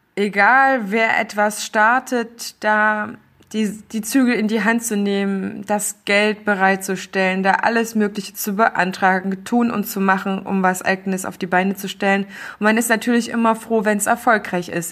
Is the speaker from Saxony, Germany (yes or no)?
no; Thuringia, Germany; moved away; aus meiner alten Heimat Thüringen Erfurt, Jena und Umgebung